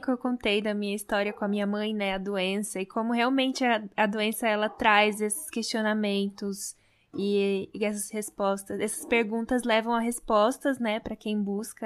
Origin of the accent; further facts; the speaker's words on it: Brazil; como a gente nasceu no Brasil